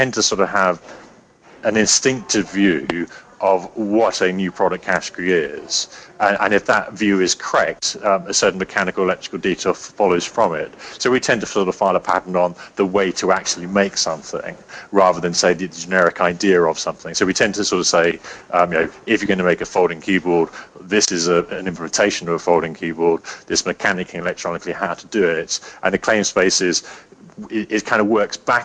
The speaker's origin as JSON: {"language": "English", "region": "England", "country": "United Kingdom", "also_born_or_lived": "New York", "said": "an English guy in New York"}